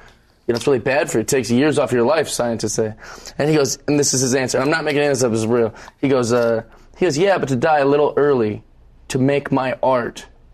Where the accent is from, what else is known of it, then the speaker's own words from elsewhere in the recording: Seattle, Washington, United States; I'm from Seattle, Washington.